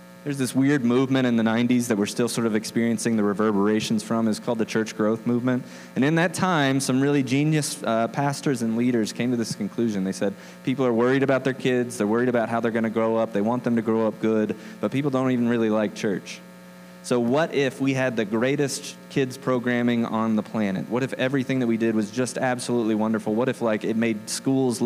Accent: the South, United States; moved away as an adult; now in Denver, United States; I'm from the South

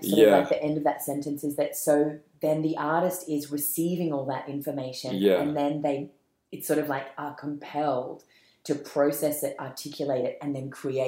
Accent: Malaysia; born there; I was born in Malaysia. My mom's Malay Chinese, and my dad's Irish Australian.

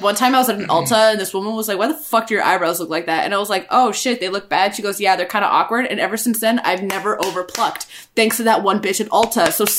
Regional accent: New England, United States; I come from the New England white area.

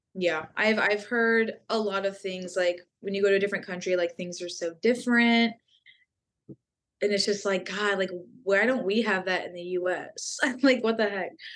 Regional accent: Texas, United States; I'm from Texas

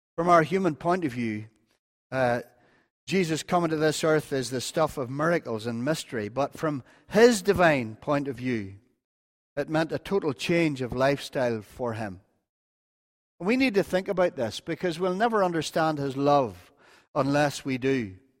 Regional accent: North Antrim, Northern Ireland, United Kingdom; I'm from North Antrim

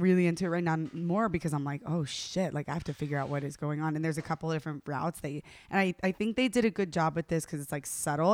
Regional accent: the South, United States; I'm from the South

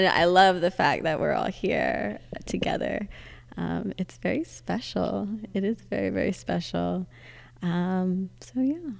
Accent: Texas, United States; now in Middletown, United States; I'm originally from Texas. Right now I am living in a small town in New York.

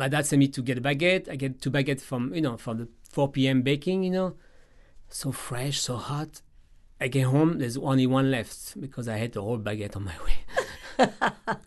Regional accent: France; now in New Orleans, United States; In France, we do king cake season

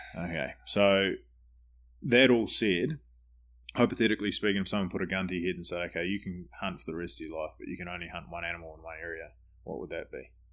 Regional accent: New Zealand; now in United States; I'm a Kiwi

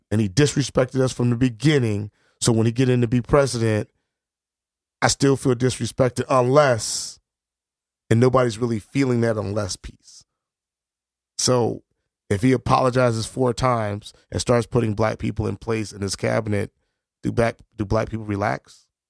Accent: New Haven, Connecticut, United States; I'm black, I'm from New Haven.

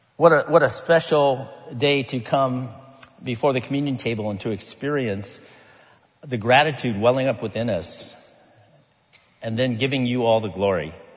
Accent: Sacramento, California, United States; a lay leader in my church growing up in Sacramento ever since I can remember

